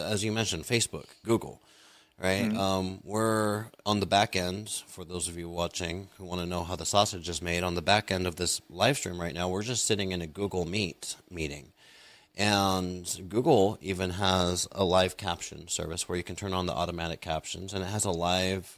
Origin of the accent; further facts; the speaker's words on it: United States; As an American, I wasn't exposed to a lot of foreign films